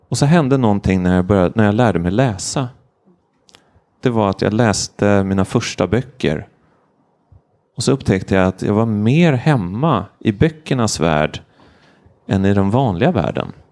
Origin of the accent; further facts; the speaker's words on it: Stockholm, Stockholm County, Sweden; jag är journalist eller kommer från Stockholm eller är 39 år gammal